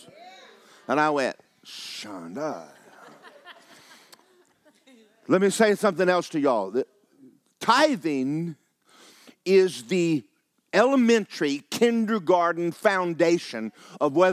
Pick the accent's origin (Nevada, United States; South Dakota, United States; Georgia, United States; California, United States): Georgia, United States; I was raised in Georgia